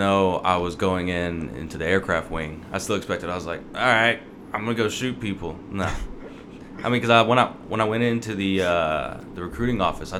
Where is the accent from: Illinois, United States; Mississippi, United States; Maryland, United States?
Mississippi, United States; And I'm from Mississippi, so a lot of people like to do their own work.